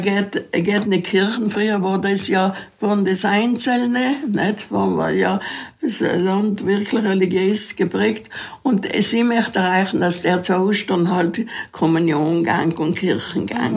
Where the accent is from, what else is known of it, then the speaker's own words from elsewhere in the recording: South Tyrol, Trentino-Alto Adige, Italy; als Südtiroler die Hauswirtschaftsschulen in Imstadt oder Rot Holz besuchen